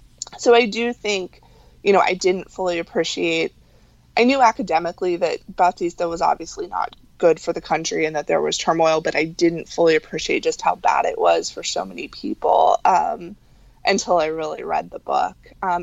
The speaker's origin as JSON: {"language": "English", "country": "Cuba", "said": "So I think as a Cuban, you could probably identify that this was not necessarily the path that my family thought I was going down."}